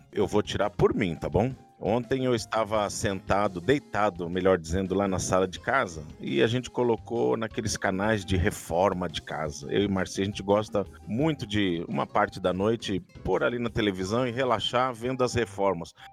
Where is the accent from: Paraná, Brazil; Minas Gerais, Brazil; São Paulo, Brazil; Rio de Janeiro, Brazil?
São Paulo, Brazil; Santos; moved away; 23 anos vivendo na cidade onde eu nasci, na igreja onde eu nasci